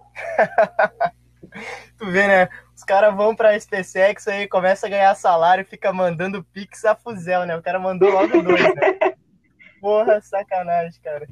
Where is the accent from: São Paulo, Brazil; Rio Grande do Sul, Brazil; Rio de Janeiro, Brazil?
Rio Grande do Sul, Brazil; Santa Maria; eu nasci, vivi, tô morrendo aqui em Santa Maria, né, cara? Eu gaúcho desde sempre